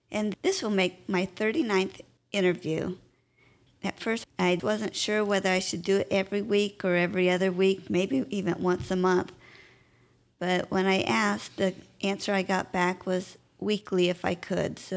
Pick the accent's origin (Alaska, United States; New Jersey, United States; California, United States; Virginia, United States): California, United States; Westminster; born there; Well, I was born in California, in Westminster, California. That's near Anaheim. Uh, my parents moved out there.